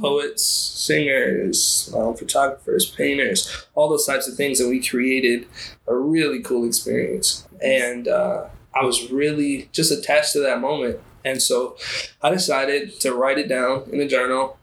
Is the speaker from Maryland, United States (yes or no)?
yes; Baltimore, Maryland, United States; I'm from Baltimore, Maryland, 25.